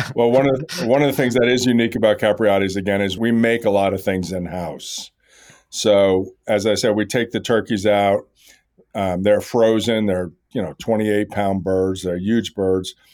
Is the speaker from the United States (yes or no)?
yes; New York, United States; I grew up around Katz's Deli in New York